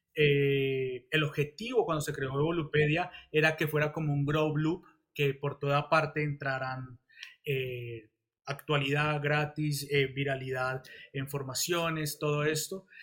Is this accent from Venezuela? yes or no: no; Colombia; moved away as an adult; now in Spain; soy colombiano, pero pues también soy español